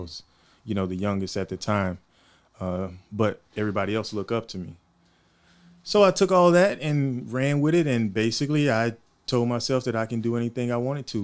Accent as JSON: {"language": "English", "town": "Houston", "region": "Texas", "country": "United States", "tie": "born or raised there", "also_born_or_lived": "Monroe, Louisiana", "moved": "yes", "lives_now": "Oceanside, United States", "said": "I'm from Houston, originally from Houston, Texas. I was born there."}